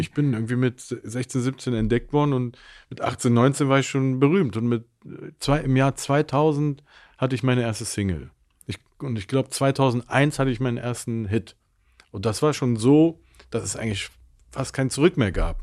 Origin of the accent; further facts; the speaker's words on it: Mönchengladbach, North Rhine-Westphalia, Germany; also born or lived in Cologne; ich bin geboren in Köln. Meine Eltern haben sich ziemlich früh getrennt und bin dann mit meiner Mutter nach Mönchengladbach gezogen